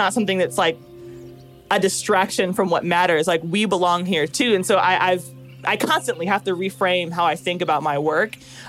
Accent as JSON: {"language": "English", "region": "Pennsylvania", "country": "United States", "lives_now": "Georgia, United States", "said": "Because I'm in South Georgia, I'm from Pennsylvania."}